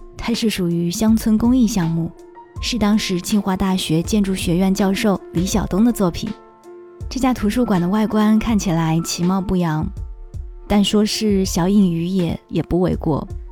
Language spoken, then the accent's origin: Chinese; Shanghai, China; 作为一个土生土长的上海人